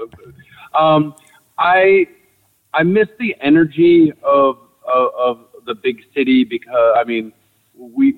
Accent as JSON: {"language": "English", "region": "New Hampshire", "country": "United States", "tie": "born or raised there", "also_born_or_lived": "Atlanta, Georgia / Manhattan, New York", "moved": "as an adult", "said": "I grew up on a farm in New Hampshire"}